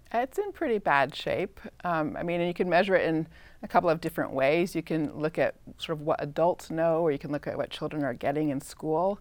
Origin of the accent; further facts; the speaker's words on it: Claremont, California, United States; I grew up in Southern California, Claremont